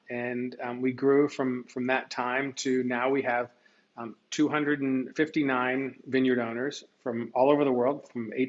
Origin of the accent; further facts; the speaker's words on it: Washington, District of Columbia, United States; I grew up in Tenley Circle and went to school at Wilson.